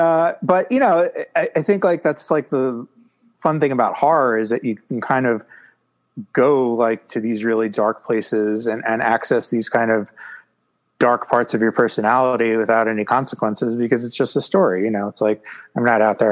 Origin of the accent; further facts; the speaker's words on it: New York City, New York, United States; I grew up in New York City